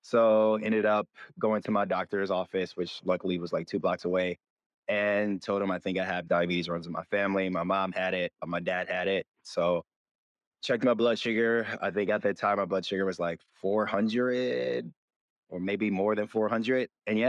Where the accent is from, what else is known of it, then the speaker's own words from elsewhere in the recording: Michigan, United States; now in Los Angeles, United States; I am from Michigan originally, but I've been living in LA the last 8 years now, 8.5 years.